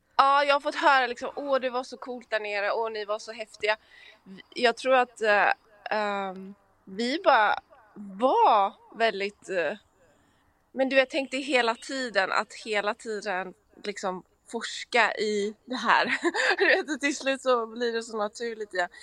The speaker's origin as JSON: {"language": "Swedish", "town": "Gothenburg", "region": "Västra Götaland", "country": "Sweden", "also_born_or_lived": "Stockholm", "accent": "göteborgska (Gothenburg dialect)", "moved": "as an adult", "lives_now": "Los Angeles, United States", "said": "där kommer göteborgskan fram"}